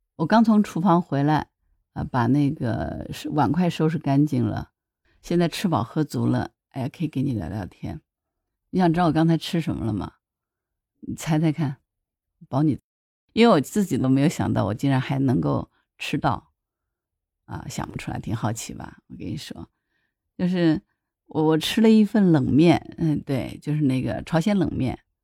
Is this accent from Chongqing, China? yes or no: no; Hangzhou, Zhejiang, China; 我是杭州人嘛，杭州虽然是在江南啊